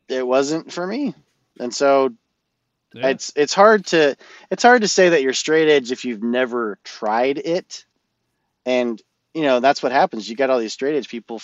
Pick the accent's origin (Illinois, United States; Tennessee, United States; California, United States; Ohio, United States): California, United States; Orange County; accent: Californian; I'm from Orange County, California